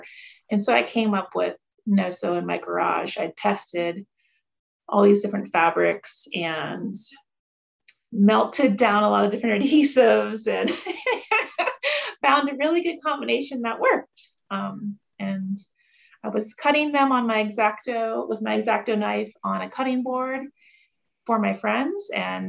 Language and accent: English; Ohio, United States; moved away as an adult; now in Jackson, United States; I grew up in Ohio and my family spent our summers on Lake Erie.